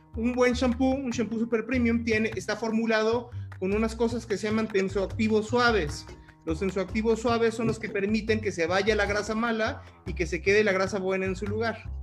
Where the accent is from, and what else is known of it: Mexico